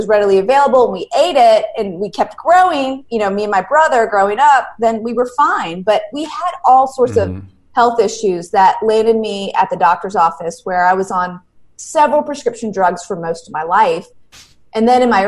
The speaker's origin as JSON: {"language": "English", "town": "Charlotte", "region": "North Carolina", "country": "United States", "tie": "born or raised there", "said": "I grew up in Charlotte, North Carolina, still live here"}